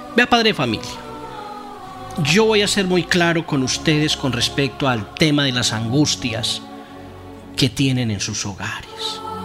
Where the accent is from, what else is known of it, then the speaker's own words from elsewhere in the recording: Sopetrán, Antioquia, Colombia; Horizontes, corregimiento de Sopetrán, mi pueblo, donde fui criado, nacido